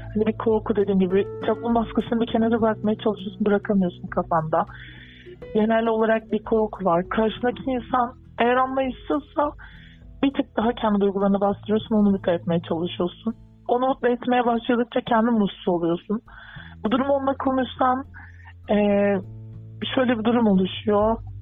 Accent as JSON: {"language": "Turkish", "country": "Turkey"}